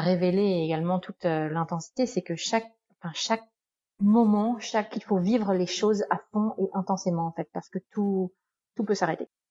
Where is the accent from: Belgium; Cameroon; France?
France; moved away as an adult; also born or lived in Canada / United States; ça fait quand même près de huit ans que j'ai quitté la France